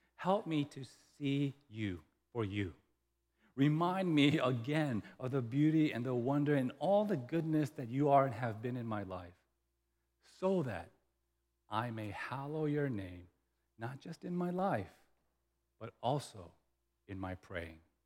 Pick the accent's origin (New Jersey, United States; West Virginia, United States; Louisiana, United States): Louisiana, United States; the South; moved away; we grew up in the South, and in the South, when I was in elementary school